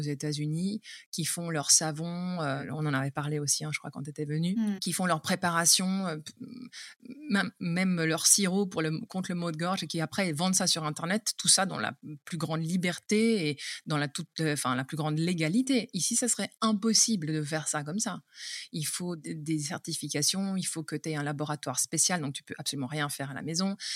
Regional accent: Geneva, Switzerland; moved away as an adult; also born or lived in Vaud, Switzerland; now in Marche, Italy; je viens de la Suisse

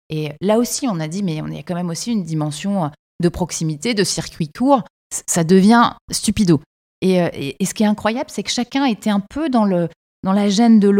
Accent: Quebec City, Quebec, Canada; qu'est-ce qu'on vient nous amener les Français chez nous à Québec

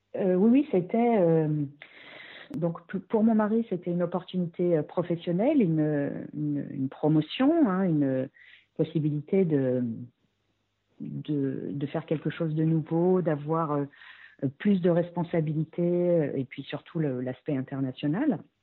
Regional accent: France; moved away as an adult; quand on est français, euh, on a un niveau d'anglais

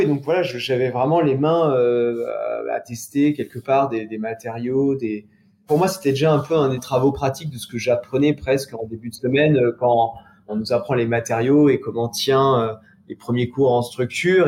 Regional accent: Charentes, Nouvelle-Aquitaine, France; Je suis originaire des Charentes, mais habitant assez loin de la mer

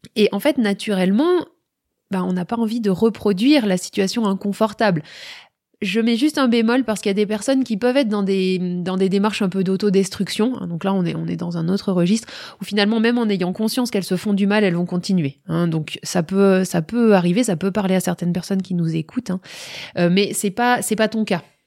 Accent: France

